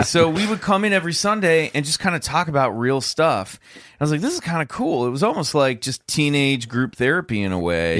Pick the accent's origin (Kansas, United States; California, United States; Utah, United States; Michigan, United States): Kansas, United States; near Lawrence; Lawrence Kansas, not far from where I grew up